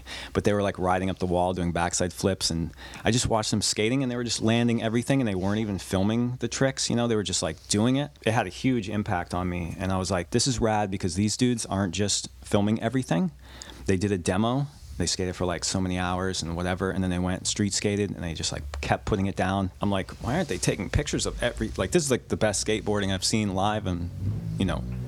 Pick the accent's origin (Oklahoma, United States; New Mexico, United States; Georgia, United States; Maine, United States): Maine, United States; I'm from, that's where I'm from, Maine.